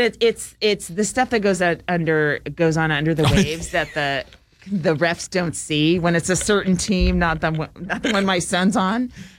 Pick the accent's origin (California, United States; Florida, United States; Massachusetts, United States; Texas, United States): California, United States; San Francisco; San Francisco is my hometown.